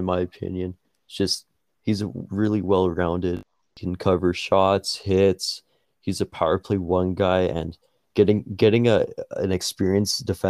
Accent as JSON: {"language": "English", "town": "Edmonton", "region": "Alberta", "country": "Canada", "said": "my favorite team's the Edmonton Oilers. That's my hometown team"}